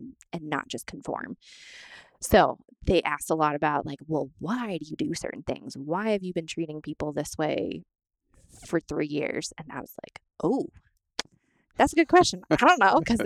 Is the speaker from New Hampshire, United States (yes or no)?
yes; New Hampshire, United States; also born or lived in Florida; I'm from New Hampshire originally. My family's here